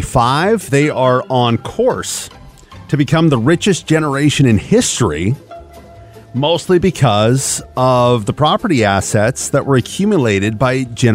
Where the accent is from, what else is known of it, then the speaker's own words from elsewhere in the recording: Kent, Washington, United States; growing up in Seattle, Washington. I grew up in a town called Kent, Washington, which is right next to Covington, Washington